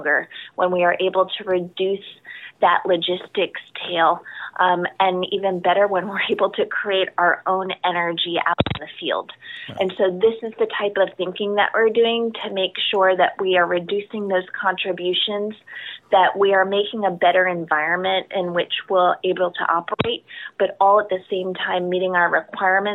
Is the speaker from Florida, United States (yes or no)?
yes; South Florida, United States; I grew up in South Florida